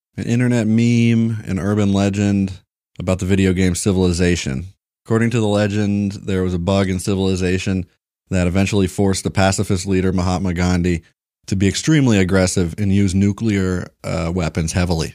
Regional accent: Kentucky, United States; moved away; I was born in Kentucky

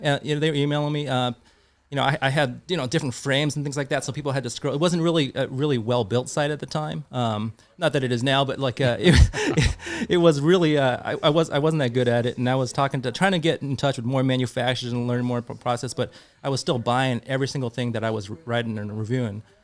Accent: Santa Clara, California, United States; I grew up in the South Bay, Santa Clara area

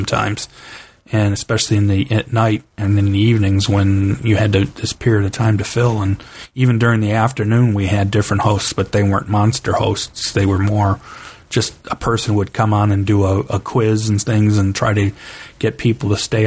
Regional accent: Cleveland, Ohio, United States; I grew up in Cleveland, Ohio

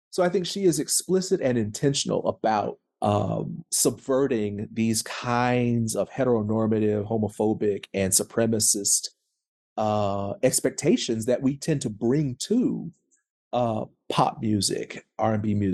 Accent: the South, United States; I, I am a Southerner.

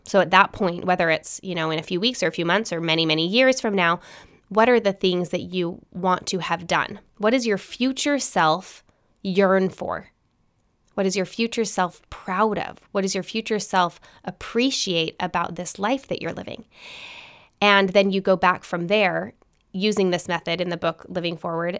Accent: Salt Lake City, Utah, United States; I grew up in Salt Lake City, Utah

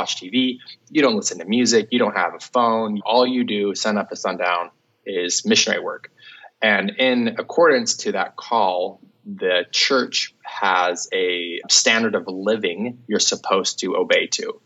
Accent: Salt Lake City, Utah, United States; I grew up in Salt Lake City, Utah, and grew up on the east side

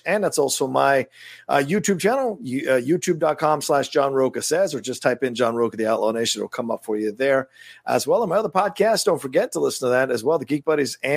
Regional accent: United Kingdom; I'm British

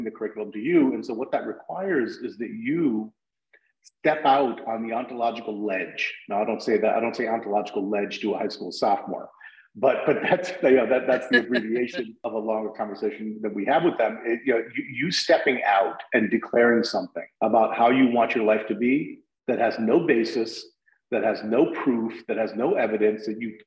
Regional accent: New Haven, Connecticut, United States; I came back to my hometown in New Haven where I landed

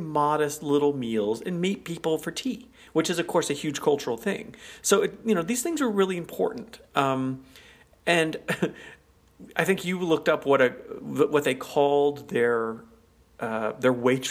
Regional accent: United States; as an American, as Americans, we didn't know what the hell Lion's corner houses were

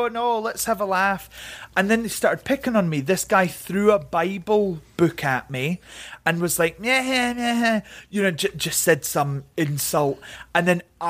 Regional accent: Scotland, United Kingdom; also born or lived in England; I grew up mainly in Scotland, but my dad, because of work, he used to go down to England. So we moved to England a lot

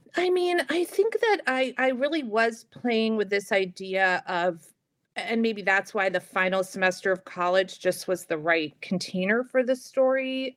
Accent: New York City, New York, United States; I grew up in New York City, in Manhattan

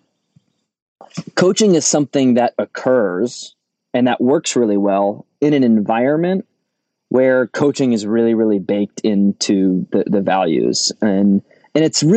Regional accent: Rhode Island, United States; accent: Rhode Island (similar to Boston accent); I come from Rhode Island, and Rhode Island in New England is associated with an accent that is similar to what most people recognize as a Boston accent

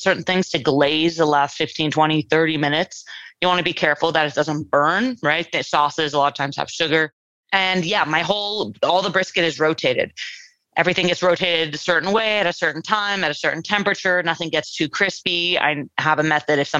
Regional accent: Los Angeles, California, United States; I'm born and raised in California, in Los Angeles, San Fernando Valley

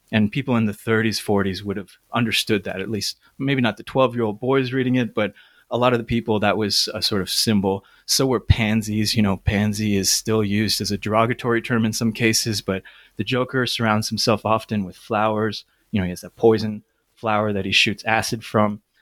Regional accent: Toronto, Ontario, Canada; I grew up in Toronto

